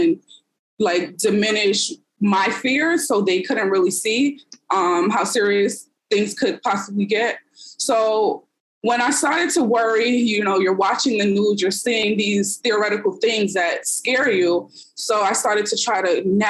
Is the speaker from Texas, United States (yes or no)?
no; New York City, New York, United States; I am from the Bronx, New York